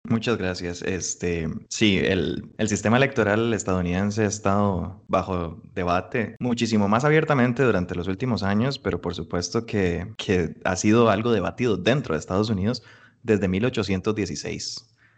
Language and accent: Spanish; Costa Rica; nosotros como costarricenses